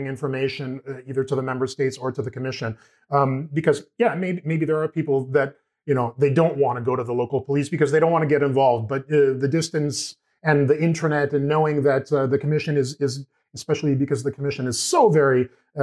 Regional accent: Lithuania; I'm from Lithuania.

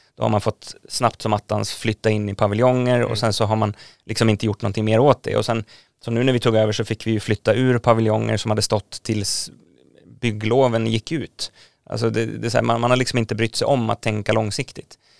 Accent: Nynäshamn, Stockholm County, Sweden; jag är uppvuxen i Nynäshamn

